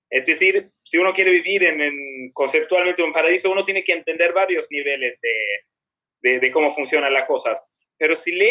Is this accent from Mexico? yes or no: no; Sweden; Spanish is a second language; now in Argentina